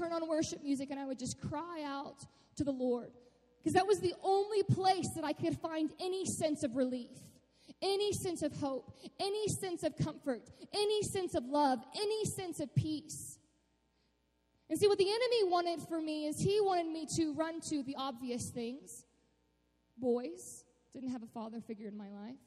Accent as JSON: {"language": "English", "town": "Austin", "region": "Texas", "country": "United States", "tie": "born or raised there", "also_born_or_lived": "Cleburne, Texas", "said": "I grew up in Austin, Texas, which is it's a pretty sweet city."}